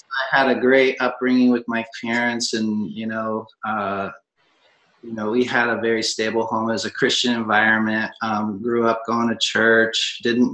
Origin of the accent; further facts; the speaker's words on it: Portland, Oregon, United States; I was born in Portland, Oregon